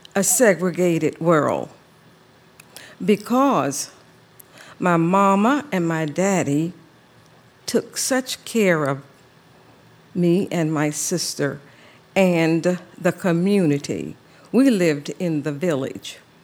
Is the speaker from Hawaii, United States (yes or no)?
no; Savannah, Georgia, United States; I grew up in Savannah, Georgia, in the low country